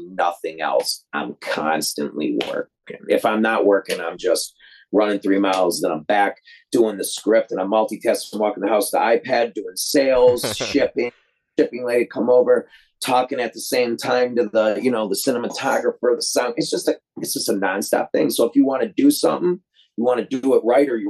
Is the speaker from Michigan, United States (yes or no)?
yes; Detroit, Michigan, United States; I'm from Detroit